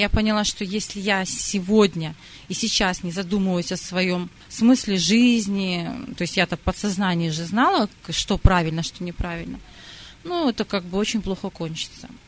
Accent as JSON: {"language": "Russian", "country": "Belarus", "tie": "born or raised there", "also_born_or_lived": "Sakhalin, Russia", "said": "родилась на Сахалине, и там же приняла, как и все русские, большинство православия. Потом, когда была перестройка, моя семья переехала в Белоруссию"}